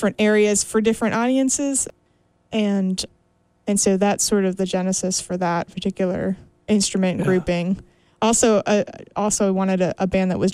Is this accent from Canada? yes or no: yes; Canada; I'm Canadian